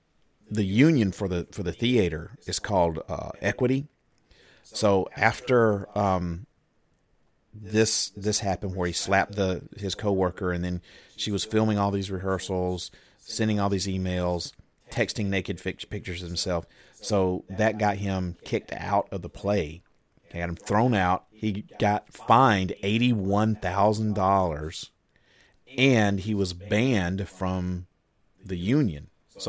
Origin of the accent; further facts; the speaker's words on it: Alabama, United States; That's Alabama the beautiful. That's my home state.